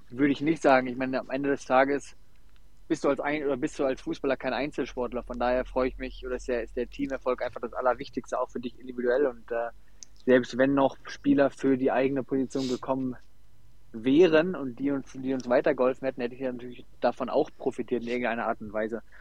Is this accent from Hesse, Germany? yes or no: no; Essen, North Rhine-Westphalia, Germany; Ich komme aus Essen und äh, habe dann eigentlich bei meinem Heimatverein um die Ecke angefangen bei DJK Adler Frintrop